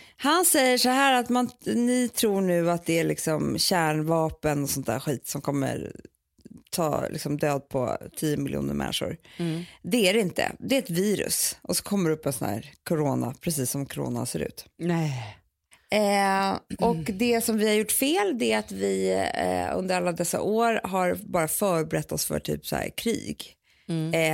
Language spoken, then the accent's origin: Swedish; Sweden; vi svenskar